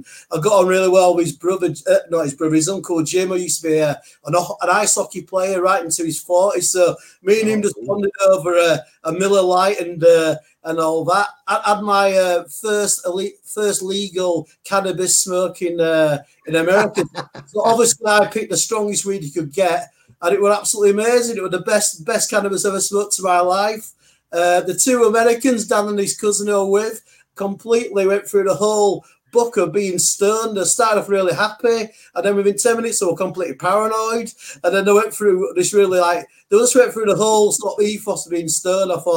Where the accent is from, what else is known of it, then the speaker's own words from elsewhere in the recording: England, United Kingdom; I'm English.